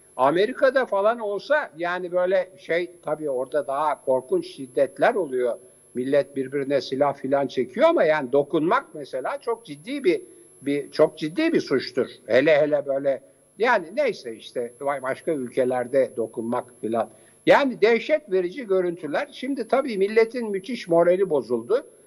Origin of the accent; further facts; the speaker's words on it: Istanbul, Turkey; moved away as an adult; also born or lived in Ankara; İstanbulluyum ve şu anda da İstanbulluyum ama Ankara'da e, Hacettepe'de e, e kariyerimi yaptığım için